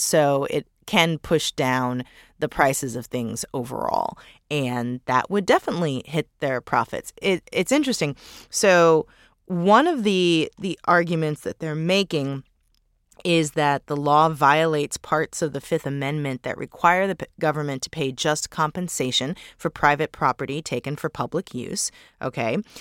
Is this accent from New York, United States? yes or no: no; St. Louis, Missouri, United States; my hometown of Saint Louis